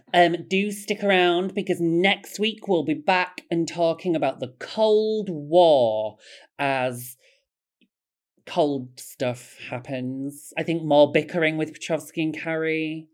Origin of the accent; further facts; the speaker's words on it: Bradford, Yorkshire and the Humber, United Kingdom; I'm from Bradford